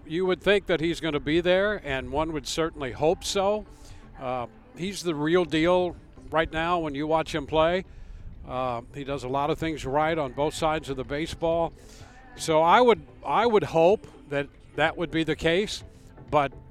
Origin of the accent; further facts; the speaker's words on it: St. Louis, Missouri, United States; I grew up in the St. Louis area in the 60s